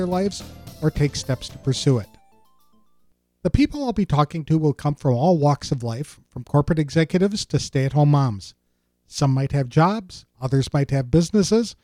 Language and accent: English; Madison, Wisconsin, United States; also born or lived in Oshkosh, Wisconsin; I'm a Wisconsin native who was born in 1960